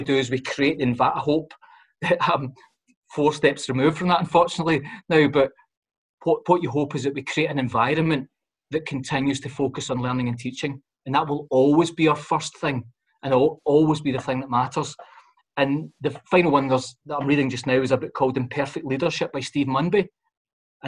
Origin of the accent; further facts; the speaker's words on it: Glasgow, Scotland, United Kingdom; I'm a boy born and brought up in the Gorbals.